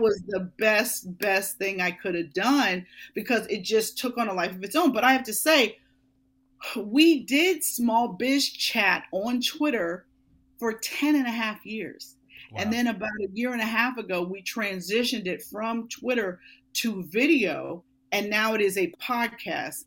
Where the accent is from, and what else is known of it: Pittsburgh, Pennsylvania, United States; born or raised there; moved away as an adult; now in Philadelphia, United States